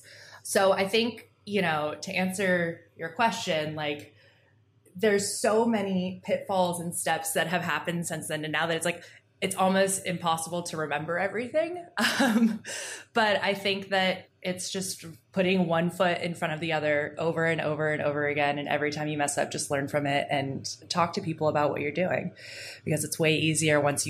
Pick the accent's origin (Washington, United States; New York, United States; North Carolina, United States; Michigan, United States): Washington, United States; Seattle; I'm from Seattle